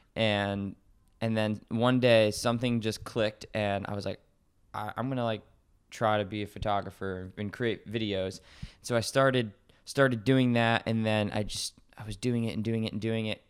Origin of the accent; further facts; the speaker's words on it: Connecticut, United States; I live in Connecticut, it's where I was born and raised